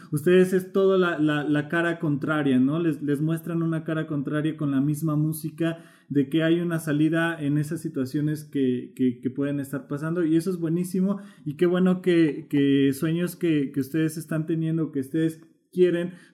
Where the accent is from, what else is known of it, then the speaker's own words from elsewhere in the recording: Colombia; tomamos café. Eh, como, buenos colombianos, ¿no?